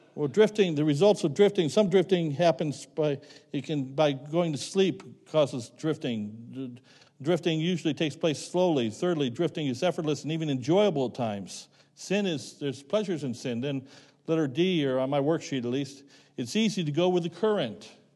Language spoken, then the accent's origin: English; Rock Creek, Ohio, United States; moved away as an adult; I grew up in Rock Creek, Ohio.